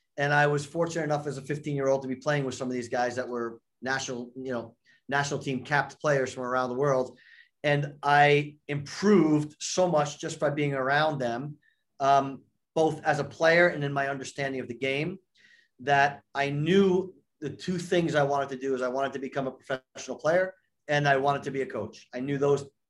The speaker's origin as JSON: {"language": "English", "region": "New York", "country": "United States", "tie": "born or raised there", "said": "I grew up in New York, uh, just outside New York"}